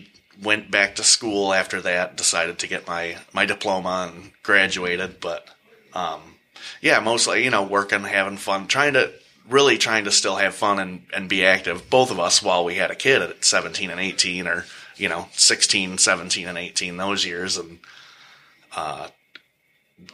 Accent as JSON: {"language": "English", "region": "Michigan", "country": "United States", "tie": "born or raised there", "also_born_or_lived": "Great Lakes, Illinois / Key West, Florida / Norfolk, Virginia", "said": "we moved back to Michigan"}